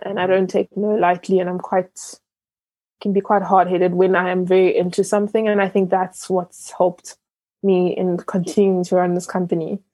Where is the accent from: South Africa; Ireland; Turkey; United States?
South Africa; born or raised there; also born or lived in Ghana